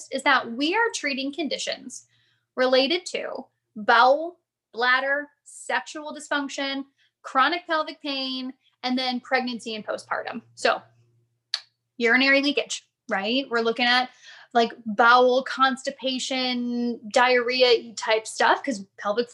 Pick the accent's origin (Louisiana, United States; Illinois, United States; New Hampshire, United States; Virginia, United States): Illinois, United States; Chicago; also born or lived in Phoenix; now in Connecticut, United States; I grew up in Chicago, so I spent a lot of time there